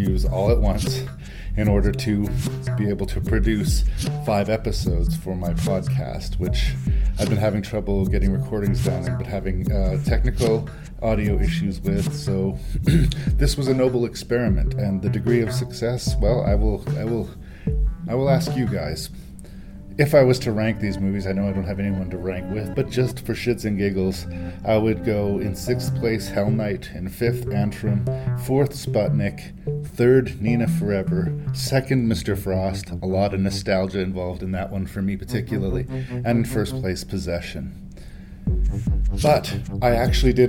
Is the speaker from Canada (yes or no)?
yes; Canada; I am Canadian